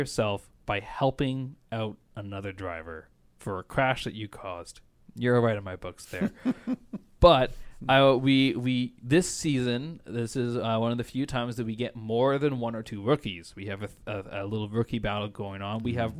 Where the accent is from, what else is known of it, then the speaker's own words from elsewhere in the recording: Canada; born there; And as a Canadian, Canadian-born British, this is the Canadian-British team.